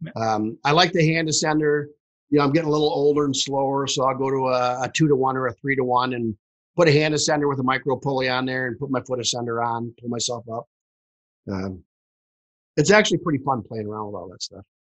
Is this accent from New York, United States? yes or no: no; Detroit, Michigan, United States; I'm from Detroit, Michigan.